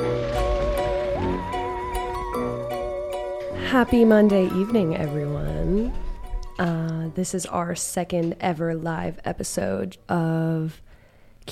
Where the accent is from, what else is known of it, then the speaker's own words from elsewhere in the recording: northeastern Massachusetts, United States; I'm from Massachusetts. I am from none other than northeastern Massachusetts, right around these parts.